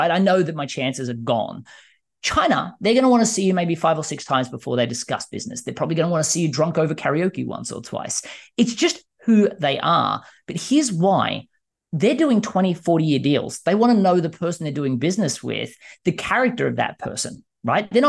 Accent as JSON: {"language": "English", "country": "Australia", "moved": "yes", "lives_now": "United States", "said": "I mean, I was terrified moving from Australia to the US."}